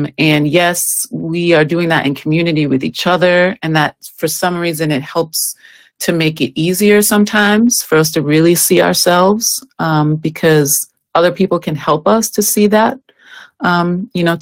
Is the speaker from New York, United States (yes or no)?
yes; Westchester County, New York, United States; I'm from New York. I'm from Westchester County, New York.